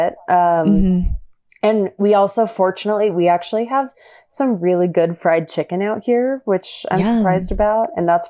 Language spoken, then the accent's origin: English; Texas, United States; I always tell people, like, you're not going to know I'm really from Texas, but I do, I reserve the right to use y'all whenever I want.